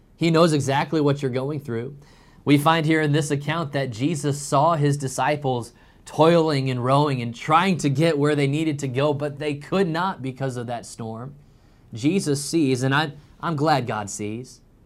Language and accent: English; Illinois, United States; now in North Carolina, United States; growing up in Illinois